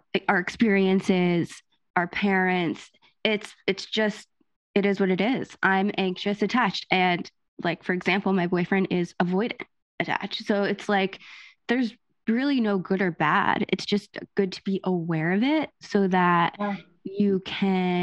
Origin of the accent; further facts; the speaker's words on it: New Jersey, United States; I'm Italian, I'm from Jersey